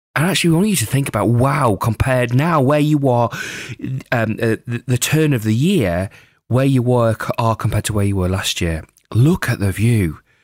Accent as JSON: {"language": "English", "area": "Lake District", "region": "North West England", "country": "United Kingdom", "tie": "born or raised there", "said": "growing up in the Lake District in the UK"}